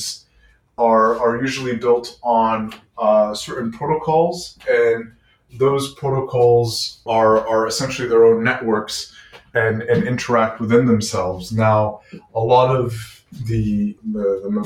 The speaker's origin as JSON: {"language": "English", "country": "Lebanon", "also_born_or_lived": "Quebec City, Canada", "moved": "yes", "lives_now": "Montreal, Canada", "said": "I'm Lebanese of origin"}